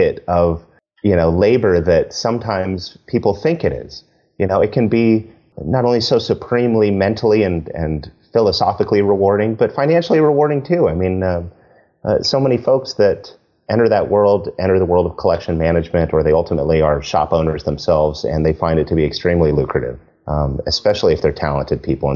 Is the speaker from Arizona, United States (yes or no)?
yes; Arizona, United States; I grew up with in Arizona